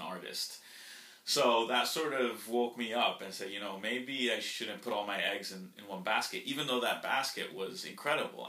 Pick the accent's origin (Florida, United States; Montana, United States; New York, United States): Florida, United States; first language Spanish; English is a second language; also born or lived in Colombia; we grew up in in Florida